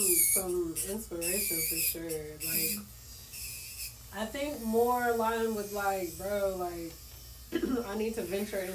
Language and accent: English; South Africa; bro, just even being a South African, I'm just wondering, like, what the other parts are like, because I've never heard too much about it.